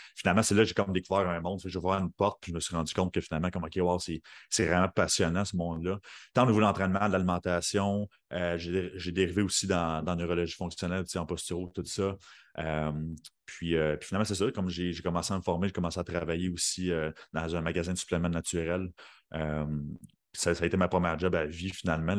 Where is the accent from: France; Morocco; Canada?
Canada; Sorel, Quebec; moved away as an adult; now in Saint-Jérôme, Canada; je viens de Sorel